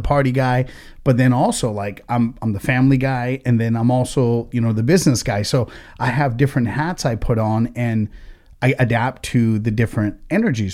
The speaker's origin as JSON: {"language": "English", "country": "United States", "said": "we're American as fuck, but at the same time, is, is like we have, like, our different roots, right? My family comes from India"}